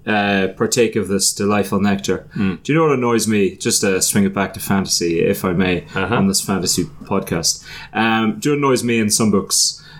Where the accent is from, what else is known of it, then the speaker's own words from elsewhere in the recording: Ireland; I am that Irishman.